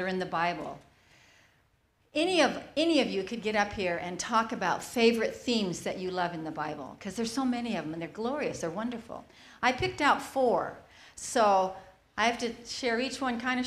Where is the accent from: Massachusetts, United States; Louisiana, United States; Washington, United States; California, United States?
Washington, United States; Aberdeen; in Central Park, where I grew up in Aberdeen area